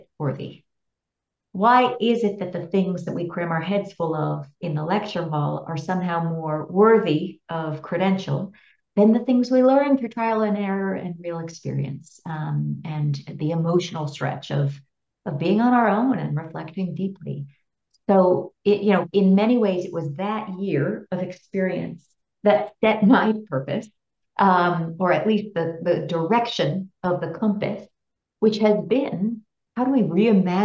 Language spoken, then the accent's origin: English; Bay Area, California, United States; I grew up in the Bay Area in California